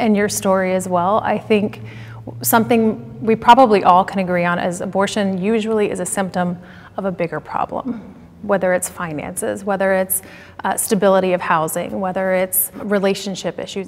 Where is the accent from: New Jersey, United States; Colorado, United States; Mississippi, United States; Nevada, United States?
Colorado, United States; Denver; I'm from Denver